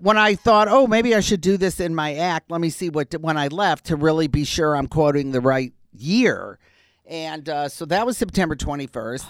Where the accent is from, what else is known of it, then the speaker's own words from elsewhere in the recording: Detroit, Michigan, United States; moved away as an adult; also born or lived in Wisconsin; I grew up in Detroit.